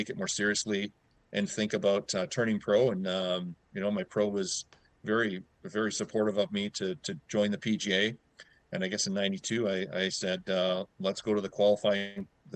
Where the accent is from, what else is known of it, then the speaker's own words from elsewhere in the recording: Tsawwassen, British Columbia, Canada; also born or lived in Aberdeen, Scotland; I grew up mostly in Tawasin and started my kind of junior career there.